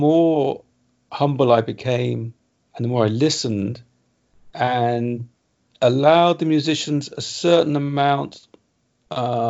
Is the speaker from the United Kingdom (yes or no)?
yes; England, United Kingdom; as an Englishman